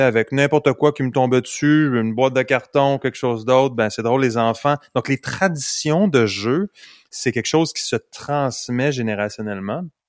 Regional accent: Canada; Je suis un bon Canadien

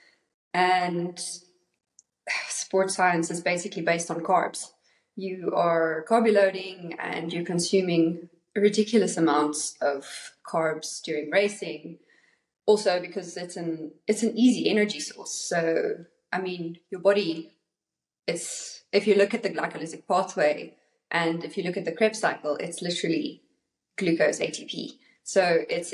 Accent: South Africa; also born or lived in North Carolina, United States / Cape Town, South Africa; all the way from South Africa.

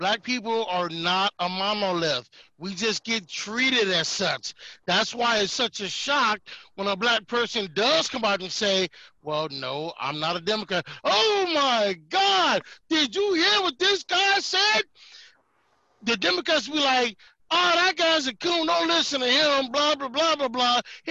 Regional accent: Detroit, Michigan, United States; moved away; also born or lived in Colorado; born and raised in Detroit, Michigan

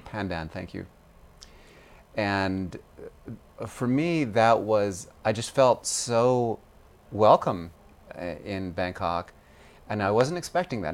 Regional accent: United States; And I'm American.

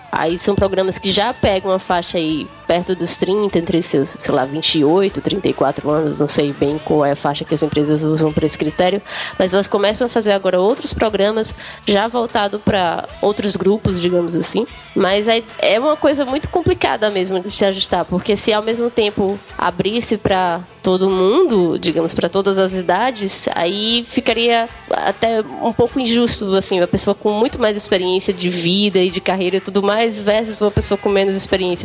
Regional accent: Brazil; also born or lived in Canada; como brasileira

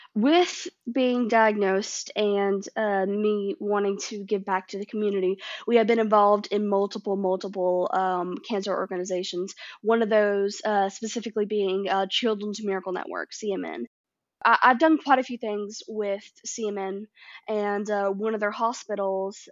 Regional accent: Nashville, Tennessee, United States; I grew up in Nashville

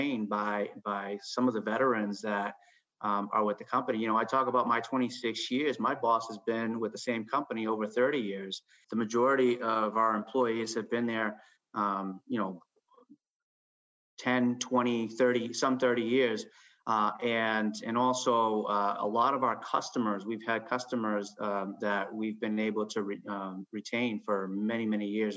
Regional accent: Chicago, Illinois, United States; now in Massachusetts, United States; growing up in Chicago, I grew up with blinders

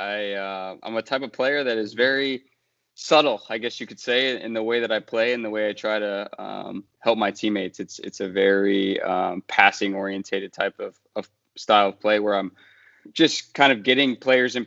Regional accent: Columbus, Ohio, United States; moved away as an adult; now in Miami, United States; I grew up in Columbus, Ohio

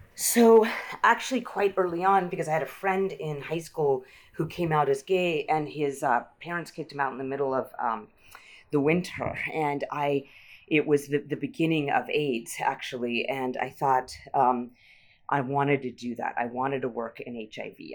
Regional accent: Utah, United States; moved away as an adult; also born or lived in Massachusetts; now in San Francisco, United States; I'm Indian American, but I grew up in Utah

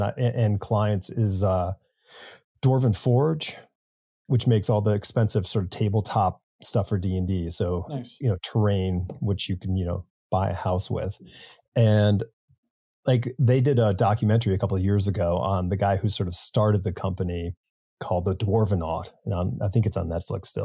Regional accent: Newtown, Connecticut, United States; I grew up in Newtown, Connecticut.

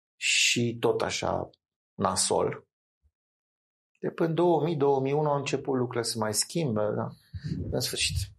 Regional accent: Bucharest, Romania; eram din București

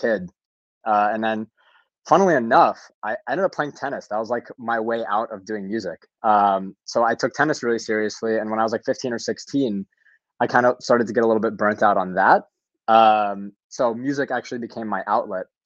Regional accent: Louisville, Kentucky, United States; I'm from Louisville, Kentucky originally. My family is from Kiev, Ukraine, former Soviet Union.

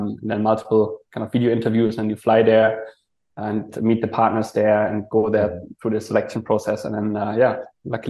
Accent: Germany; moved away as an adult; also born or lived in Hong Kong; now in Malaysia; originally I'm from Germany, did a student exchange in Hong Kong.

